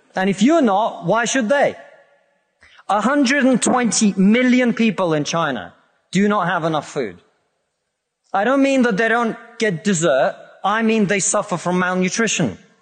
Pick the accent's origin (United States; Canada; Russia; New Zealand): Russia; now in United Kingdom; I come from Russia, which is not a poor country.